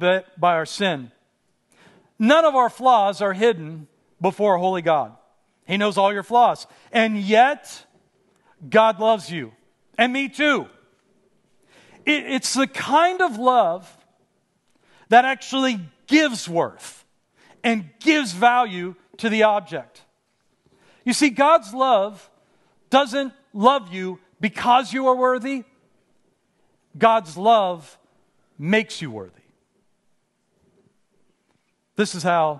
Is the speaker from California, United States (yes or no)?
no; Pittsburgh, Pennsylvania, United States; moved away as an adult; now in Los Angeles, United States; I grew up in Pittsburgh, in a fairly rough neighborhood in Pittsburgh